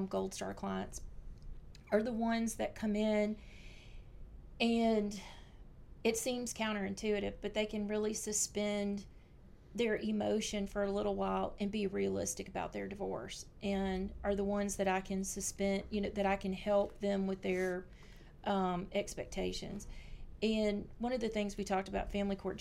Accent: Louisiana, United States; I'm from Louisiana

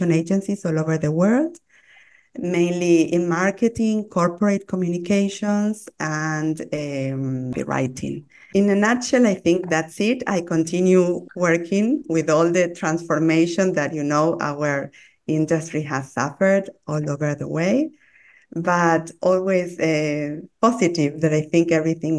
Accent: Argentina; born or raised there; English is a second language; moved away as an adult; now in Buenos Aires, Argentina

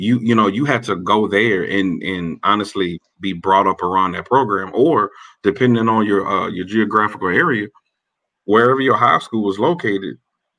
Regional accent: New Orleans, Louisiana, United States; And I'm from New Orleans. So I mean, Mount Airy, Louisiana. So I've seen Southern my whole life.

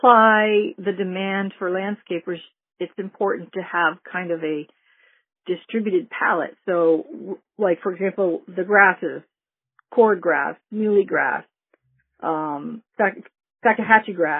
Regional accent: New England, United States; now in Lake Worth, United States; I grew up in New England

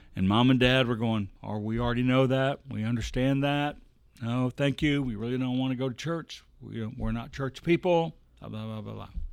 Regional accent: Bossier City, Louisiana, United States; I was born in Bossier City

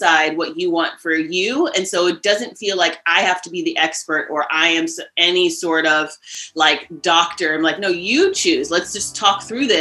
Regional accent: Cleveland, Ohio, United States; also born or lived in Philadelphia / New York City; now in Catskills, United States; I grew up outside of Cleveland, Ohio

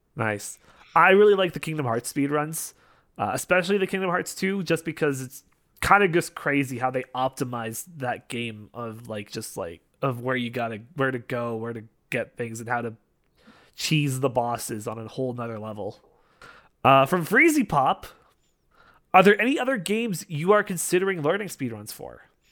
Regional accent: Canada; I'm Canadian

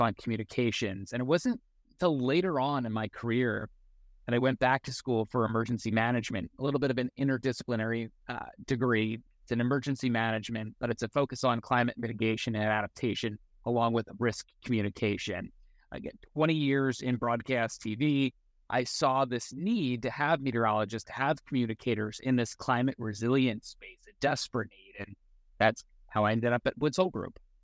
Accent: Eastern Long Island, New York, United States; moved away; my hometown on Eastern Long Island

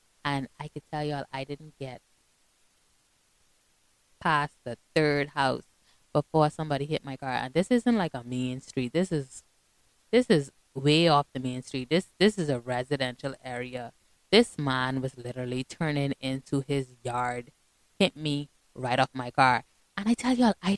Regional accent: Bahamas; I'm from the Bahamas

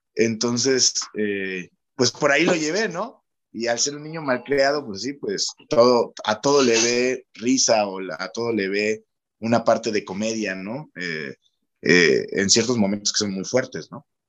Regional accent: Chacaltianguis, Veracruz, Mexico; el pueblo donde filmamos Hierbamala es, es la zona de donde yo soy originario

